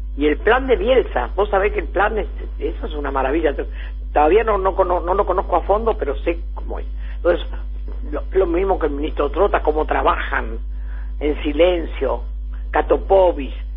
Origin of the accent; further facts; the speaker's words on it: Ensenada, Buenos Aires Province, Argentina; la casa donde yo nací la tiene la, municipalidad de Ensenada